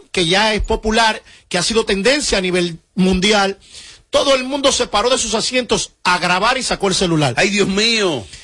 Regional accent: Dominican Republic; Soy el único dominicano que logra consumir, que logra tener en un disco …, …, …, …, ….

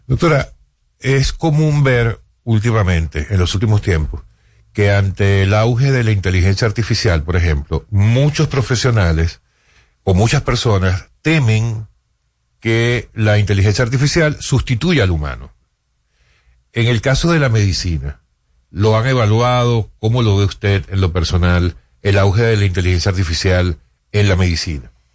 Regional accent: Venezuela; moved away as an adult; now in Dominican Republic; me gradué en mi país, en Venezuela

